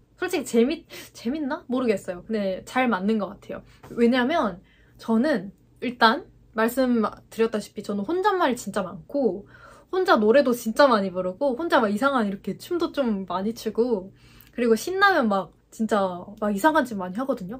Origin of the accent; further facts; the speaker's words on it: Gwangju, South Korea; moved away as an adult; now in Seoul, South Korea; 제 고향이 전라도 아래쪽에 있는 광주예요. 광주 광역시인데 거기에서 가족들과 이렇게 살다가